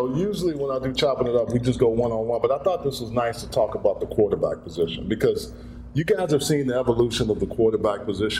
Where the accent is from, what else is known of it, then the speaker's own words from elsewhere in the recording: Houston, Texas, United States; my hometown of Houston, Texas.